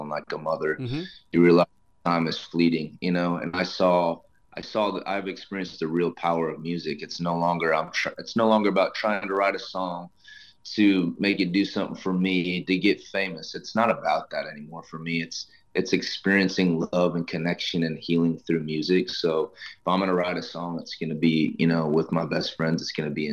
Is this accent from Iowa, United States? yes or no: yes; Iowa, United States; my home state of Iowa